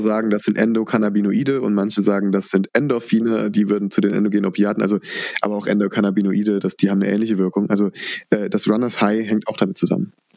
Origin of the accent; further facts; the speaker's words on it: Rhineland-Palatinate, Germany; Bei uns in der Pfalz